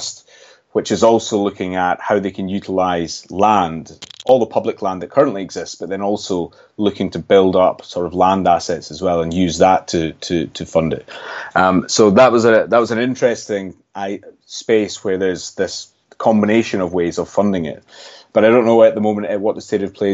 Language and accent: English; Scotland, United Kingdom; you might be able to tell from my accent, I'm actually from Scotland